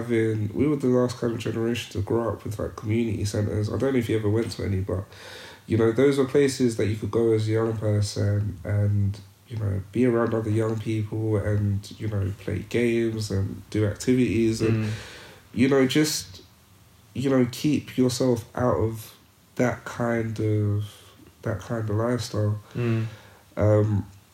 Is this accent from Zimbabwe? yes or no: yes; Zimbabwe; My growing up in Zimbabwe, my grandfather was a head teacher.